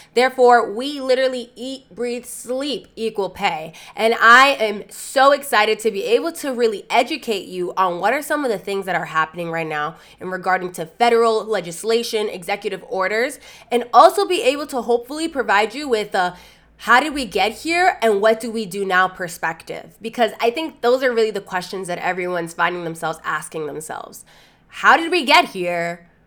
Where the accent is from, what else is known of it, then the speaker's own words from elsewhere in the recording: Lawrence, Massachusetts, United States; my hometown, Lawrence, Massachusetts